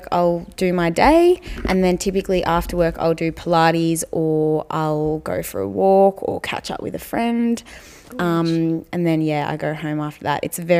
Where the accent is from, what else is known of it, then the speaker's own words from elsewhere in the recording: Mount Macedon, Victoria, Australia; moved away as an adult; now in Richmond, Australia; I grew up in Mount Macedon